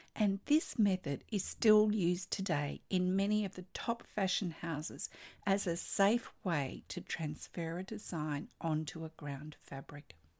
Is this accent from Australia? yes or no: yes; Australia; I'm an Australian textile artist